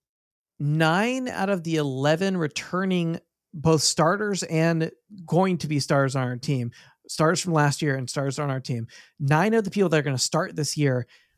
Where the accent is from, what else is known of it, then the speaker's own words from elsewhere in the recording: Texas, United States; I'm from Texas